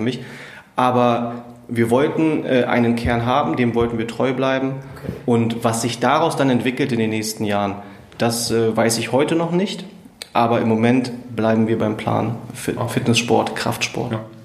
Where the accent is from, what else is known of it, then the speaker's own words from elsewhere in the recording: Braunschweig, Lower Saxony, Germany; Ich bin gebürtiger Braunschweiger